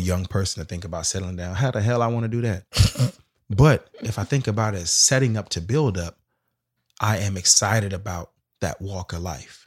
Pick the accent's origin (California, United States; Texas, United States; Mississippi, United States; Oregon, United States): California, United States; Sacramento; moved away as an adult; going to Hampton, but coming from South Sac, I was kinda always reminded I'm from South Sac